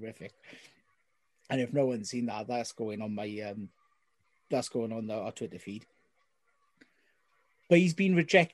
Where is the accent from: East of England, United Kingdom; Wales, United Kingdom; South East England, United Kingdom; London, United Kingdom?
Wales, United Kingdom; the South Wales Valleys, United Kingdom; someone from the deeper depths of the valleys, in case you can't tell by my accent